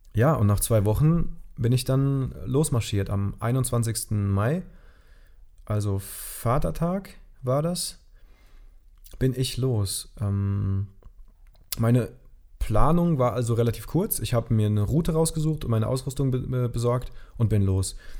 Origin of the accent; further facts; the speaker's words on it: Germany; moved away; ich bin dann in meine Heimat nach Gerweiler gefahren mit meinem Bus